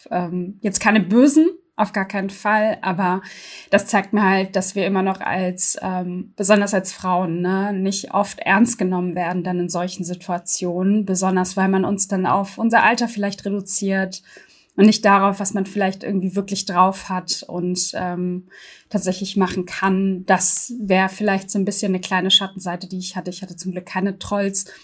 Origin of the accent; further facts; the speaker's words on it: Berlin, Germany; in dem Wahlkreis, wo ich aufgewachsen bin, im Gesundbrunnen und Wedding